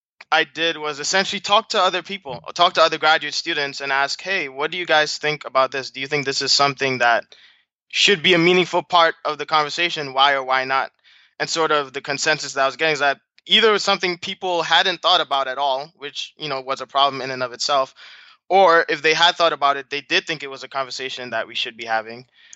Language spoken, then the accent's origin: English; Brooklyn, New York, United States; also born or lived in Trinidad and Tobago; So you know, I'm a first generation American. My parents are from Trinidad and Tobago. So I was born in Brooklyn, but I actually grew up some time in Trinidad before coming back to the U.S.